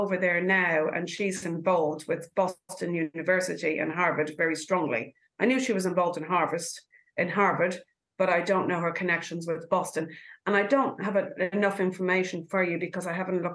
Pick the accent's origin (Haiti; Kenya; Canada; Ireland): Ireland; now in New Zealand; I'm from Ireland